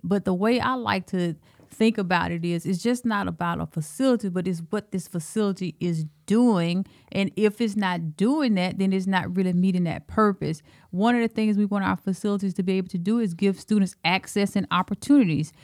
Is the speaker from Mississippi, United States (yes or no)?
no; Alabama, United States; accent: Alabama; moved away as an adult; also born or lived in Texas; now in Cedar Rapids, United States; I'm from Alabama and, um, I went to Texas.